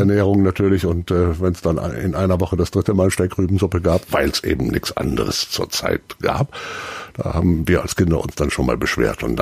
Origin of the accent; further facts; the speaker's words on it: Delmenhorst, Lower Saxony, Germany; Ich komme aus Niedersachsen, aus Delmenhorst genauer gesagt.